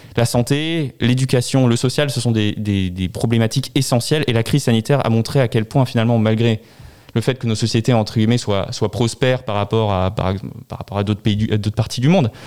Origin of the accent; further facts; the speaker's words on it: Strasbourg, Grand Est, France; je suis né à Strasbourg et j'ai grandi à Strasbourg